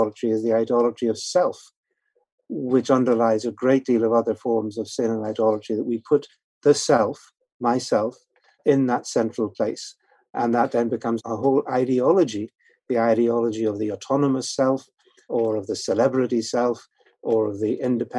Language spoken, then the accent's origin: English; Northern Ireland, United Kingdom; now in London, United Kingdom; I'm actually originally from Northern Ireland. That's where the accent comes a bit